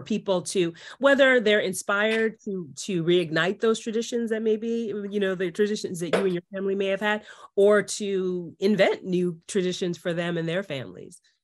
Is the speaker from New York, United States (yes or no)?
yes; New York City, New York, United States; moved away as an adult; now in Los Angeles, United States; because I'm from New York, I'm from Queens, New York